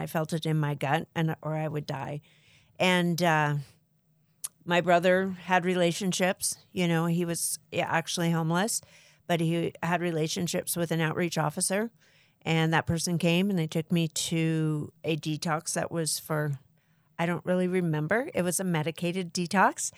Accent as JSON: {"language": "English", "town": "Pasadena", "region": "California", "country": "United States", "also_born_or_lived": "Arizona", "said": "I am from Southern California, Pasadena."}